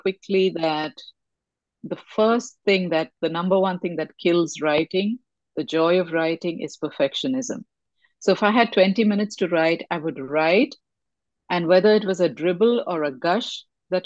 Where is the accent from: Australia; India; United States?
India; I come from India and reincarnation was spoken about in the family since I was crawling